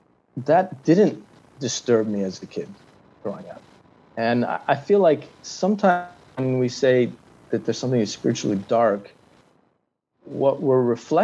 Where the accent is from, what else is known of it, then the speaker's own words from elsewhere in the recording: Nepal; And I suppose being white and growing up in Nepal in the 70s, the benefits of the British Empire extended to us, I think.